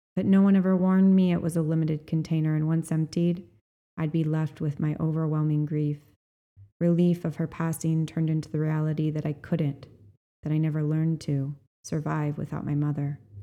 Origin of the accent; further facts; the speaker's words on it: Kauai, Hawaii, United States; I was born on Kauai, on nine and a half acres of land at the end of a mile long gravel and dirt driveway